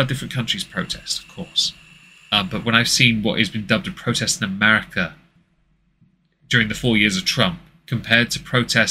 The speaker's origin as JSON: {"language": "English", "region": "England", "country": "United Kingdom", "said": "I'm English"}